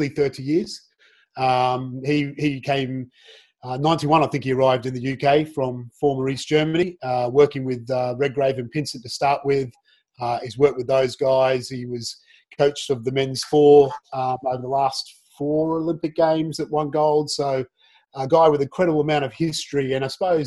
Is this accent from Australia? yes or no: yes; Australia; moved away as an adult; now in United Kingdom; a kid growing up in Australia